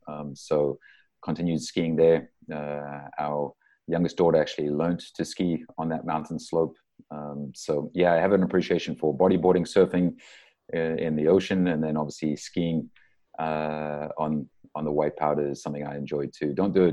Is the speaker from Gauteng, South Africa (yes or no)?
no; Durban, KwaZulu-Natal, South Africa; moved away as an adult; also born or lived in Cape Town, South Africa / Vancouver, Canada / Ireland; now in Colorado Springs, United States; I was born and raised in Durban, South Africa. And I spent almost all of my youth in Durban. I went to Cape Town for 2 years. My dad's side of the family are all South African. My mom's side of the family are all German.